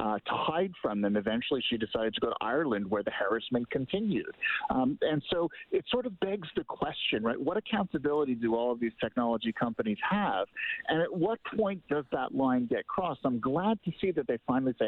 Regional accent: Canada; as a Canadian

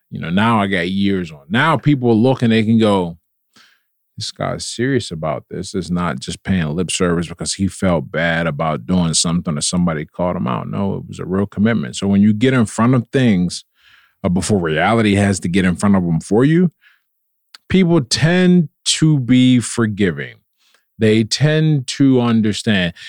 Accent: Pittsburgh, Pennsylvania, United States; I was born and raised in Pittsburgh

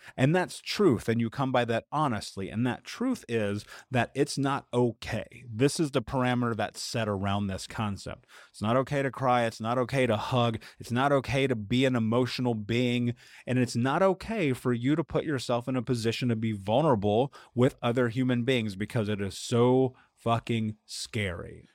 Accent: United States

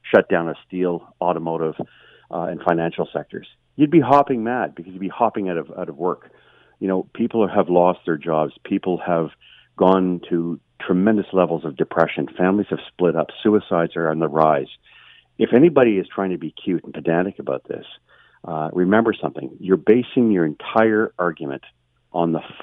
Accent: Ontario, Canada; I'm from Ontario

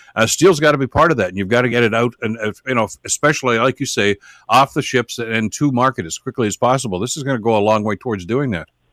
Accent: Hamilton, Ontario, Canada; it's my hometown

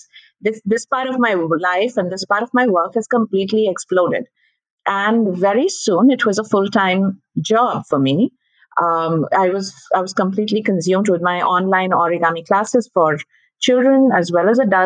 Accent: India; I'm from India, and I've been a teacher for the longest time

